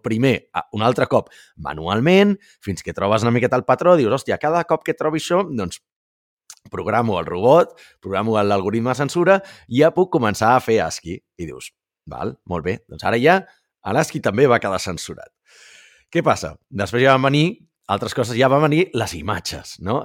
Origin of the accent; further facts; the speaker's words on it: Catalonia, Spain; som catalans